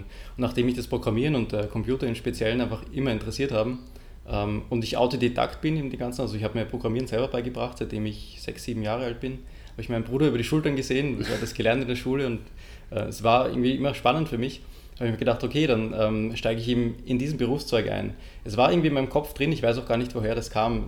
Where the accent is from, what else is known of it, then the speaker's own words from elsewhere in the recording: Lower Austria, Austria; moved away; also born or lived in Vienna; geboren in Wien und dann aufgewachsen in Niederösterreich